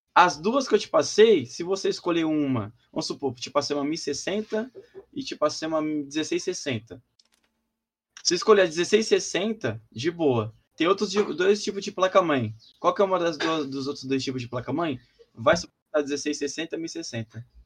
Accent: São Paulo, Brazil; eu sou de Sampa

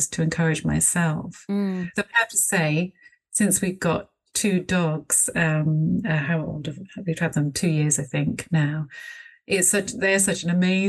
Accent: Bristol, South West England, United Kingdom; I live in Bristol, and I'm from Bristol, so, you know, I've always been here

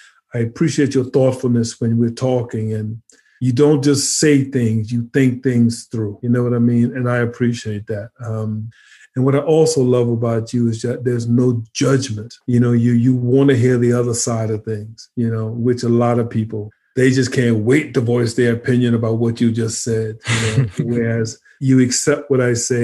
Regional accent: St. Matthews, South Carolina, United States; moved away; I'm from a town called St. Matthew, South Carolina.

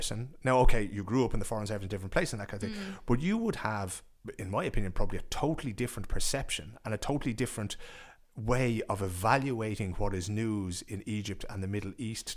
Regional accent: Ireland; now in Sweden; I reported as an Irish person in Swedish for Swedish radio

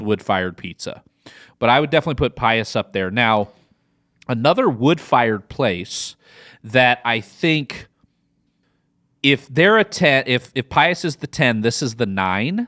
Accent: Midwest, United States; accent: Midwest; now in Austin, United States; my Midwest accent

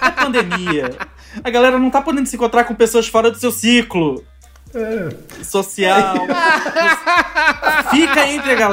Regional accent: Avaré, São Paulo, Brazil; as pessoas já sabem que eu sou de Avaré, interior de São Paulo.

